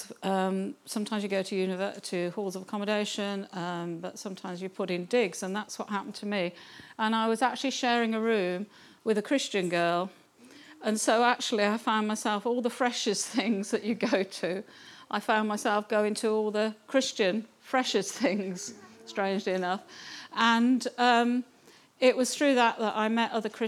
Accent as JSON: {"language": "English", "town": "Kettering", "region": "East Midlands", "country": "United Kingdom", "tie": "born or raised there", "moved": "as an adult", "said": "I was actually born in Kettering, so not far, so I've almost ended up coming back home. I was born in Kettering."}